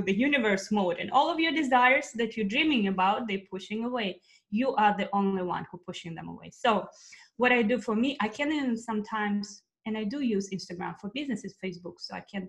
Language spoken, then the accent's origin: English; Russia; moved away; I'm originally from Russia, and I've been here for a while.